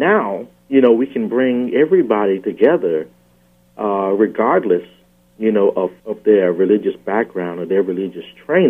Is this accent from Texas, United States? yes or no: no; Hartsville, South Carolina, United States; also born or lived in Durham, North Carolina / Virginia; after about age of 5, I was raised in Hartsville, South Carolina, which is near Florence